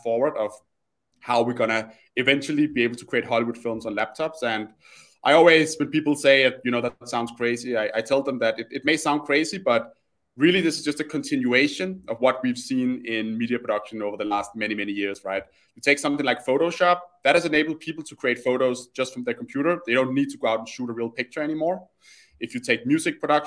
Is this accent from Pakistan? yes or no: no; Copenhagen, Capital Region of Denmark, Denmark; my background is I'm Danish. I grew up in Copenhagen